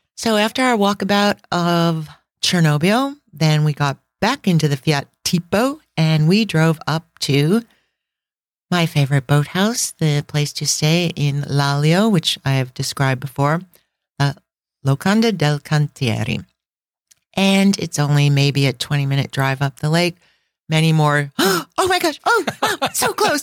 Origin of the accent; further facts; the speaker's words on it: United States; we're American